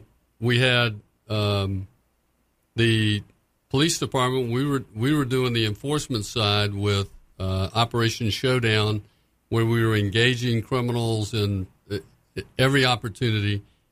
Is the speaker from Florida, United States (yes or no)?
yes; Florida, United States; I'm a Republican from Florida.